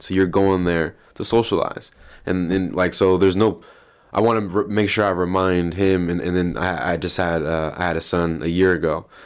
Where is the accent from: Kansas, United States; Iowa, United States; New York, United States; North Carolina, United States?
Iowa, United States; Des Moines; born and raised Des Moines.